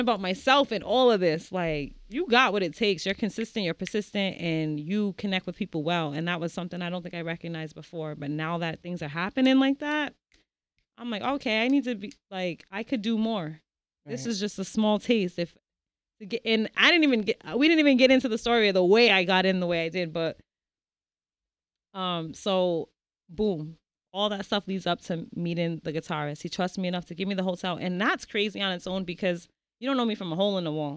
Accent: Providence, Rhode Island, United States; I'm from Prov. Okay. Born and raised

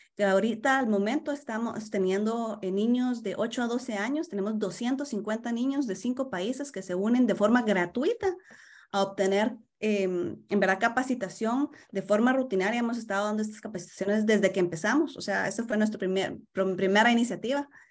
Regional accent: Guatemala; now in Toronto, Canada; soy guatemalteca

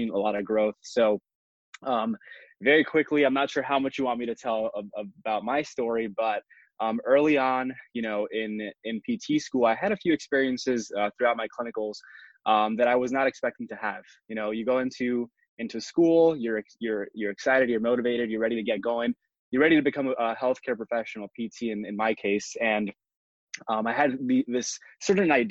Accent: Miami, Florida, United States; moved away as an adult; also born or lived in Puerto Rico; now in Tampa Bay area, United States; I was born in Puerto Rico, raised in Miami since I was 2 years old

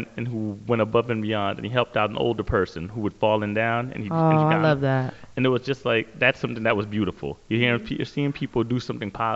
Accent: United States; growing up in the New York, New Jersey area

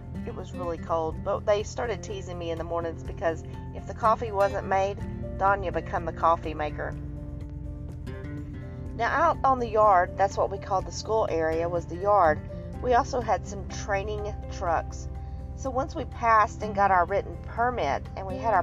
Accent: Texas, United States; me growing up in Texas

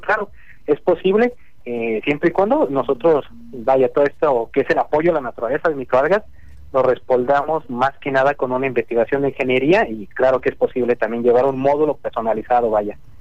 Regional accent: Mexico; aquí en mi, en mi país en México

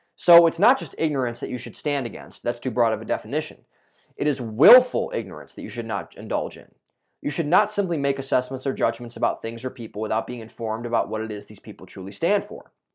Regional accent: a suburb outside of Cleveland, Ohio, United States; I grew up in Cleveland, Ohio for those, or not Cleveland, Ohio, but a suburb outside of Cleveland, Ohio

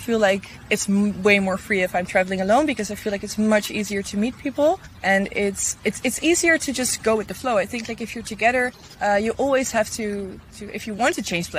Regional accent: Netherlands; I'm from the Netherlands. I live in Amsterdam.

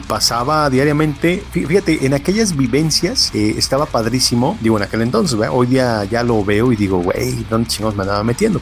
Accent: Mexico; nuestra historia como mexicanos

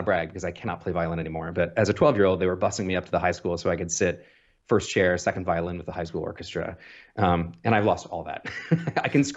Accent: Muscatine, Iowa, United States; also born or lived in Davenport, Iowa; I was born November 19th, 1980. I'm a Scorpio in Muscatine, Iowa, which is a small city on the Mississippi

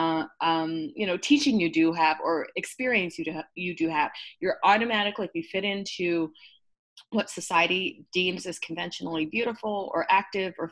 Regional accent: Burlington, Ontario, Canada; I'm Canadian, born and raised in a smaller town. It used to be like a dirt road when I was growing up, but it's the thriving metropolis now at Burlington

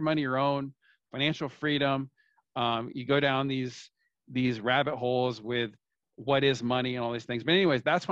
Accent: California, United States; now in Florida, United States; I'm from the United States, from California. That's where I grew up. I live in Florida now

